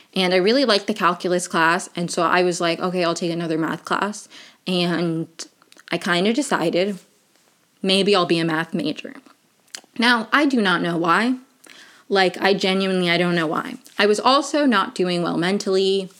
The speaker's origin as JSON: {"language": "English", "region": "Maryland", "country": "United States", "tie": "born or raised there", "said": "I grew up in Maryland"}